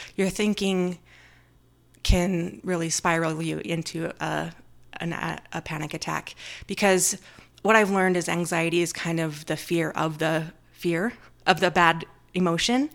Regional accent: Orem, Utah, United States; I grew up in Utah, in Orem, just Utah Valley.

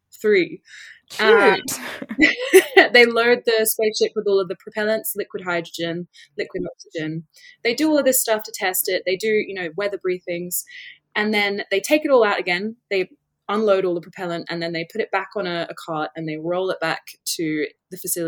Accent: England, United Kingdom; moved away; I'm from England originally

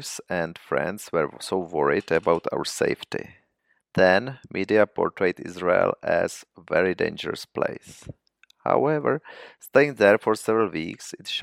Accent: Prague, Czechia; I was born in Prague and have lived there all the time besides my own studying abroad

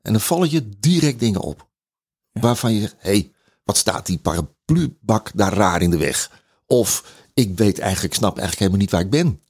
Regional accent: Netherlands; wij als Nederlander

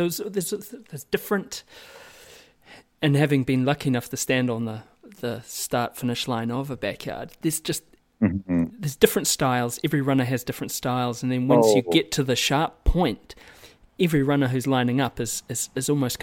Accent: New Zealand; as a New Zealander

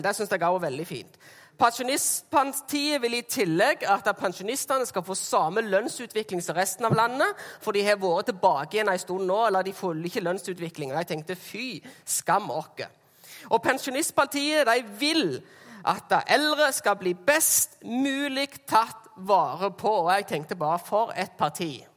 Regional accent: Jæren, Rogaland, Norway; jeg er fra Jæren

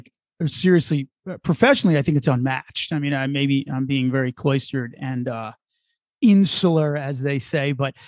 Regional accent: New Jersey, United States; moved away; also born or lived in Chicago area; where I grew up in New Jersey

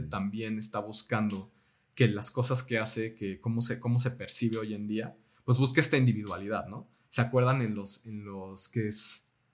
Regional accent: Mexico; Nosotros como mexicanos

